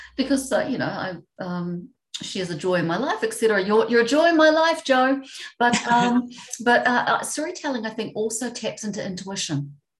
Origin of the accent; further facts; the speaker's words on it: New Zealand; I'm from New Zealand